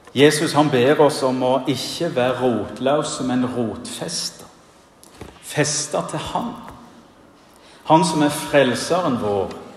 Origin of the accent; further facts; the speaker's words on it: Bryne, Rogaland, Norway; moved away as an adult; now in Giske, Norway; Hjemme på Bryne så var det tradisjon for at en avgangselev ved den videregående skolen holdt minnetalen